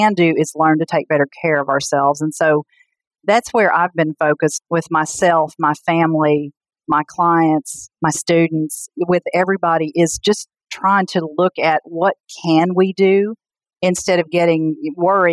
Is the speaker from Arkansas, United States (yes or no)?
yes; Pocahontas, Arkansas, United States; moved away as an adult; also born or lived in Arizona; now in Arkansas, United States; I grew up in Pocahontas, Arkansas, which is a small town in northeast Arkansas